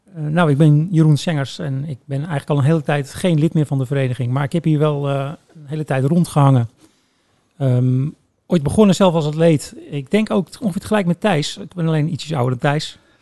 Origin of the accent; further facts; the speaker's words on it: Woerden, Utrecht, Netherlands; moved away as an adult; also born or lived in The Hague; now in Breukelen, Netherlands; oorspronkelijk kom ik wel uit Woerden. Ja. Ehm, maar ik, ik woon nu in Breukelen